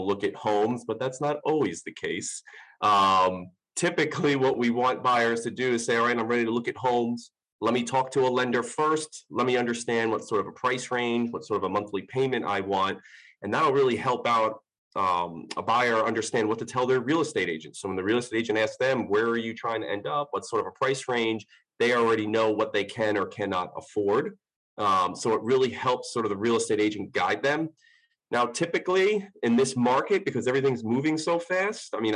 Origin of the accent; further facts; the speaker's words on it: Long Island, New York, United States; moved away as an adult; now in Clayton, United States; I'm originally from Long Island, moved down to the Clayton area, actually, about 6 years ago.